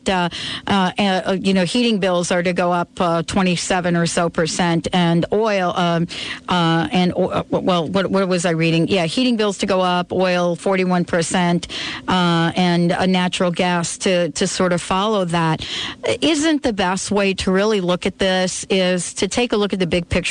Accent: East Coast, United States; moved away; also born or lived in Seattle; when I moved from the East Coast to the West Coast, Seattle, I grew up in an environment where if you had a fireplace, it was a wood-burning fireplace.

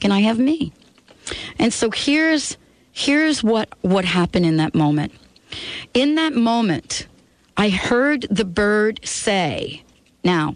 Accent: New York, United States; moved away as an adult; now in Seattle, United States; I'm from New York. You know what I'm saying? The birds that I'm familiar with are pigeons

